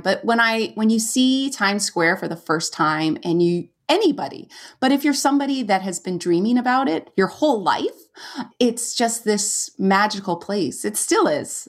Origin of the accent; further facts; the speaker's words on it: California, United States; moved away as an adult; I'm from California and we'd go to Yosemite every year in the summer